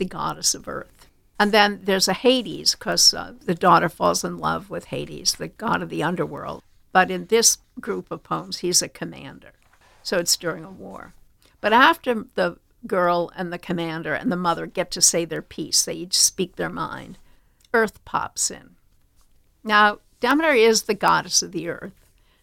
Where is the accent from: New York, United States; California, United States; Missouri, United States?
New York, United States; Long Island, South Shore; I grew up on Long Island, South Shore